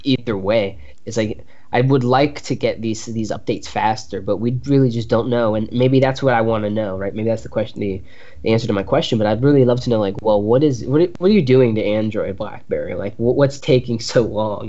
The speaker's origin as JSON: {"language": "English", "country": "United States", "said": "as an American"}